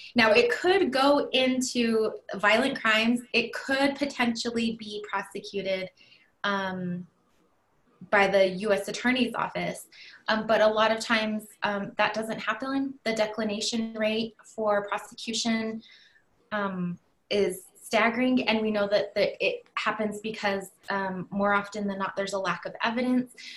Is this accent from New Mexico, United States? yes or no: yes; Laguna, New Mexico, United States; I come from the Pueblo of Laguna, so right outside of the city limits of Albuquerque.